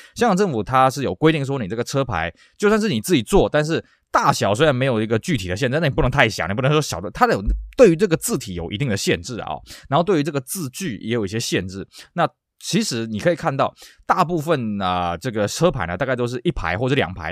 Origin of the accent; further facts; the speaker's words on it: Taiwan; 像台湾其实啊，我们有些玩车的人会干这种事情啊